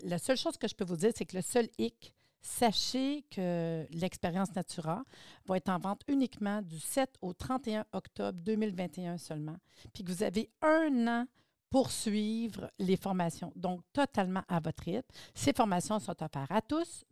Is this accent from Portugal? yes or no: no; Laurentides, Quebec, Canada; Je suis des Laurentides, moi aussi